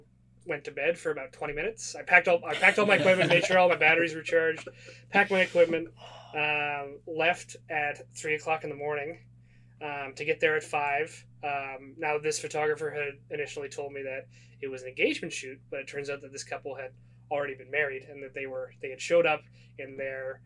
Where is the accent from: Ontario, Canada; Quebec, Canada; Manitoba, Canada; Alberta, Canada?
Alberta, Canada; Calgary; moved away; I'm originally from Calgary